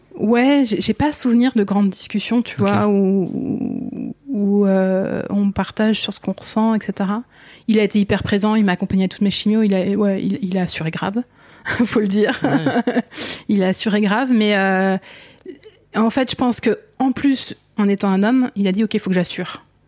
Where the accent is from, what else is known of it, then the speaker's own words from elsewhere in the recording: northern Essonne, near Orly, Île-de-France, France; j'ai grandi tout près, ouais, tout près d'Orly, euh, toute cette zone nord essonne